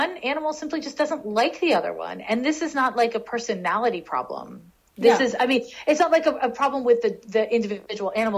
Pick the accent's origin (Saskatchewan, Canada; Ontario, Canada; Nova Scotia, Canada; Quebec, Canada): Quebec, Canada; Montreal; moved away; in Montreal. This is my hometown. Montreal's my hometown.